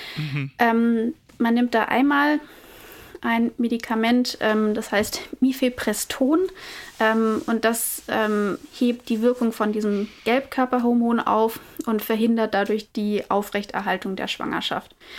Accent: Germany; bei uns in Deutschland

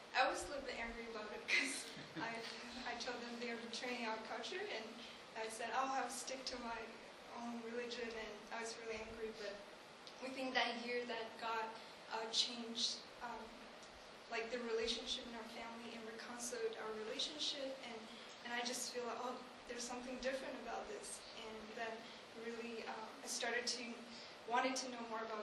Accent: Tibet, China; moved away; I'm from Tibet, which is near Himalaya region

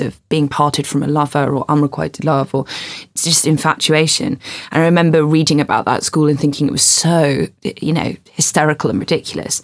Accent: England, United Kingdom; I don't like feeling that English

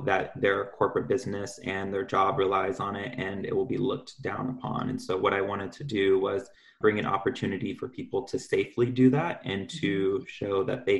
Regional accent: Seattle, Washington, United States; I'm native to Seattle

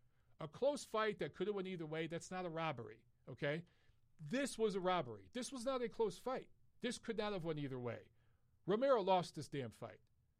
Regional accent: Detroit, Michigan, United States; I grew up in Detroit during the era of the Bad Boys

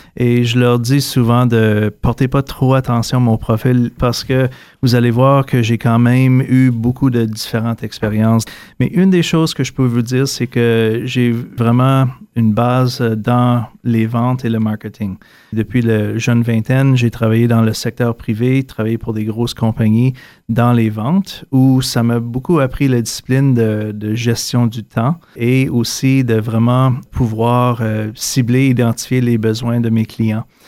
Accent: Ottawa, Ontario, Canada; also born or lived in Toronto; revenir chez moi à Ottawa

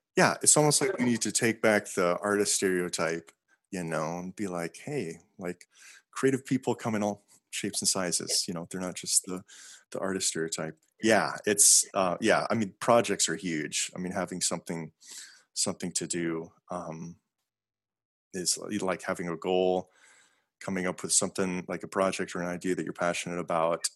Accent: South Dakota, United States; also born or lived in Montana; I'm from South Dakota because I went to like middle school and high school mm-hmm. there.

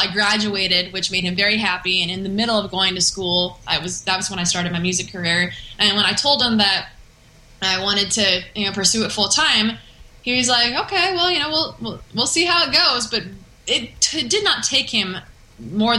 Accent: San Diego, California, United States; born or raised there; moved away as an adult; now in Nashville, United States

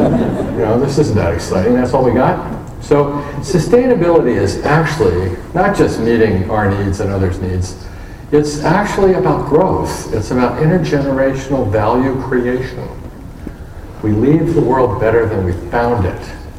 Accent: Tokyo, Japan; born there; And I was born in Tokyo, Japan in 1951.

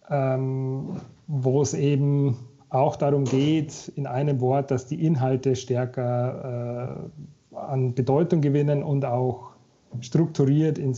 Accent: Regensburg, Bavaria, Germany; Und zwar habe ich angefangen, ähm, in Regensburg, da komme ich eigentlich her, da aus Bayern, äh, bei einem Steuerbüro.

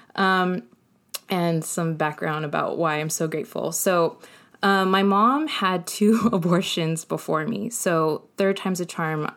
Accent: Colton, California, United States; also born or lived in San Bernardino; I was born in San Bernardino, but raised in Colton

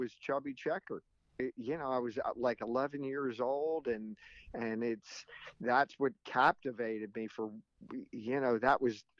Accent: Reading, Pennsylvania, United States; moved away as an adult; also born or lived in New York area; I was born and raised in Reading, Pennsylvania. So, and didn't come to New York area until, after college.

